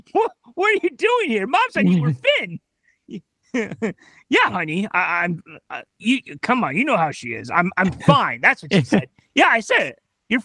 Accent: Texas, United States; In my home state of Texas, they say if you can't use proper English, you're as useless as a cow that don't make milk.

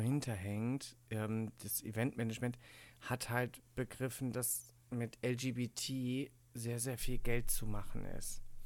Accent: Cologne, North Rhine-Westphalia, Germany; ich komme ja aus Köln

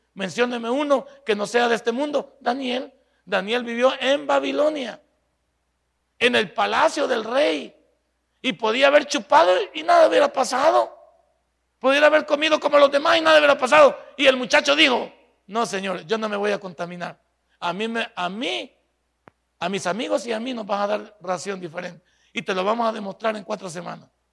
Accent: El Salvador

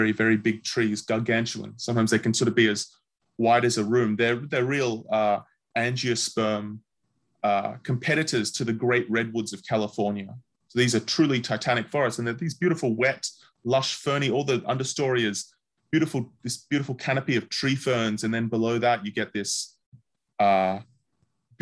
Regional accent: Victoria, Australia; my home state, Victoria in Australia

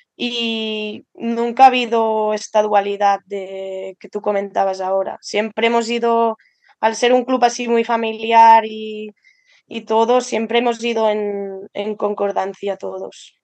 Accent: Andorra; moved away as an adult; also born or lived in Lleida / Balaguer; yo soy de Andorra y estaba estudiando en Lleida

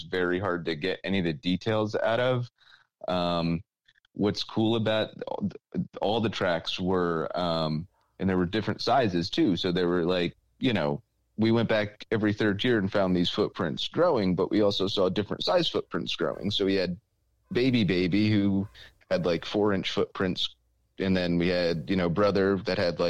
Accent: Sparta, New Jersey, United States; Sparta, New Jersey, which is my hometown

